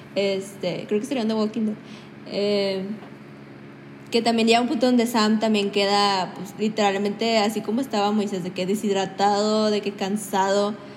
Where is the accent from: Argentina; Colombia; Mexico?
Mexico; nosotros tenemos nuestras raíces quieras mayas, aztecas